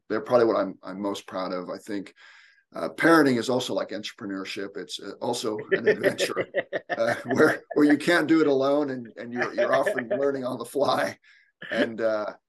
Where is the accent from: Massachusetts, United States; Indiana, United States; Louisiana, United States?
Indiana, United States; also born or lived in Edinburgh, Scotland; I've lived mostly in Indiana since then. So I'm a Hoosier